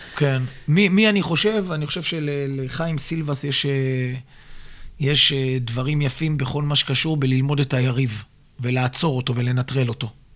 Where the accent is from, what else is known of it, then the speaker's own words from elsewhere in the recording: Petah Tikva, Central District, Israel; הפועל פתח תקווה זה קבוצת נעוריי, מקום שגדלתי בו